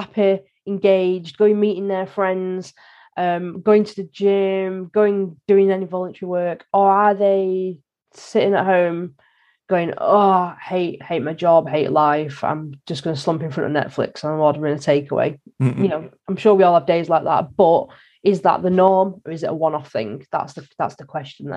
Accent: the North, the north of England, United Kingdom; I'm from the North

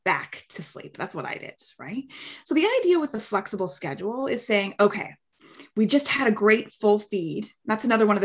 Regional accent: Canada; now in Bay Area, United States; I'm from Canada originally, but I'm located in the Bay Area.

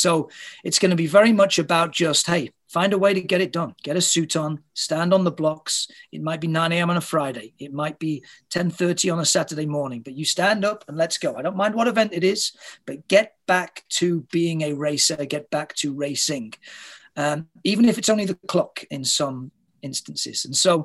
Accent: United Kingdom; moved away as an adult; now in Toronto, Canada; I'm not a Canadian, I'm a Brit

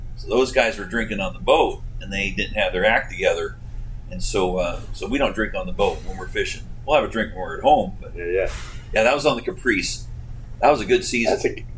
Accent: Homer, Alaska, United States; I was born in Homer, Alaska

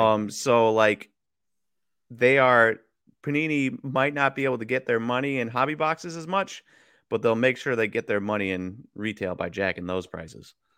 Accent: Wisconsin, United States; also born or lived in Kansas; I was born in Kansas. And then, um, as a little kid, my parents would watch, and we grew up in Wisconsin

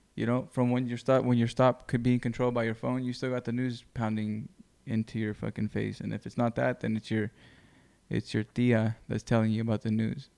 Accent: Greenfield, California, United States; moved away; I moved from Greenfield

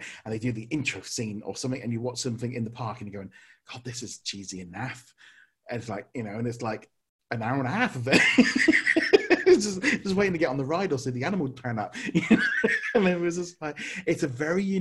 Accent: United Kingdom; being in Britain and being British

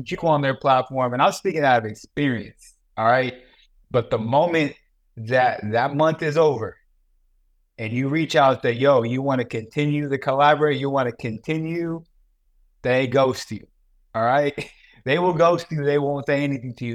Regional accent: California, United States; I grew up in California.

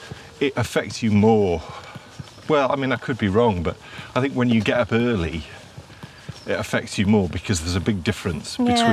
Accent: Yorkshire and the Humber, United Kingdom; I grew up in Yorkshire.

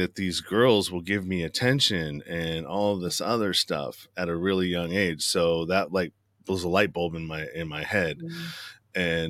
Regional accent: Pinole, California, United States; I'm from the Bay Area, San Francisco Bay Area. And we lived in the suburb called Pinole.

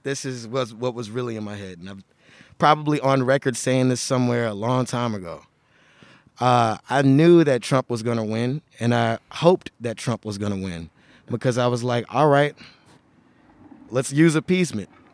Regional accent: Houston, Texas, United States; now in Oregon, United States; I am from Houston, Texas

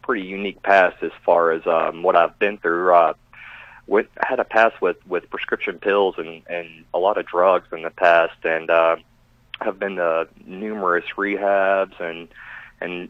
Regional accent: Kentucky, United States; moved away; I'm from Kentucky originally

